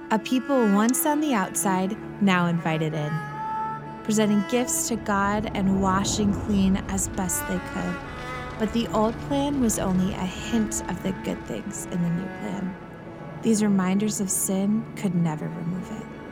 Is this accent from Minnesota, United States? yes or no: yes; Minnesota, United States; we're from Minnesota